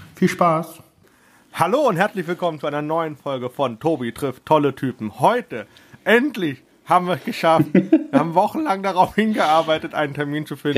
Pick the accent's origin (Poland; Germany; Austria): Germany; Heidelberg, Baden-Württemberg; als Heidelberger